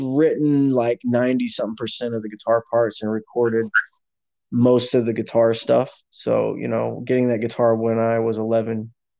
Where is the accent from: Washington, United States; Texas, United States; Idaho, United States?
Texas, United States; Houston; also born or lived in Austin, Texas; I am 38 years old now. I was born in Houston, Texas